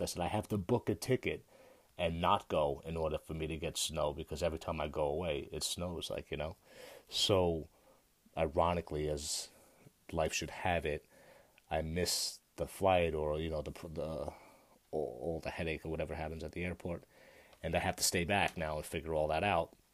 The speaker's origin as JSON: {"language": "English", "country": "United States", "said": "I'm an American"}